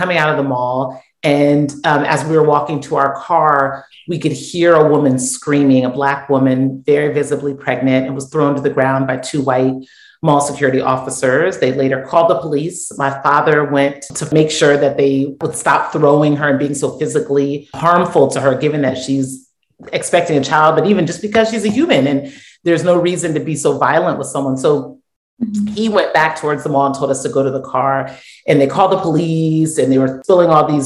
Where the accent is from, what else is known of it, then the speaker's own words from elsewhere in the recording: United States; I am first generation Nigerian. So I was born here in the States, but both of my parents were born in Nigeria